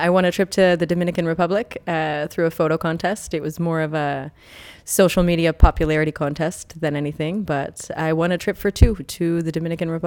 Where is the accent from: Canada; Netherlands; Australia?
Canada; Omemee, Ontario; Uh, Omemee, Ontario.